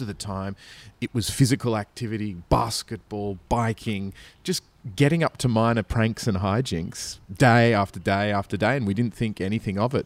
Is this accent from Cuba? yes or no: no; Australia; also born or lived in Sydney; as an Australian